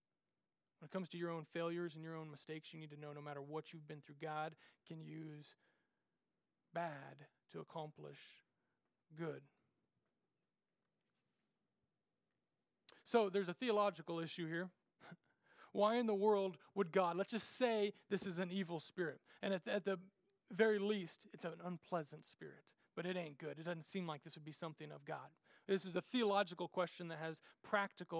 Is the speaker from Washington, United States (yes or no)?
no; Randolph, Kansas, United States; my hometown, little old Randolph, Kansas